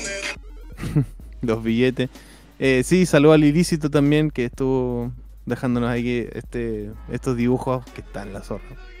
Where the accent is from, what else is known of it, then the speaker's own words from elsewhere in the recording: Chile; moved away; Voy a decirles cómo no me van a dejar entrar a mi país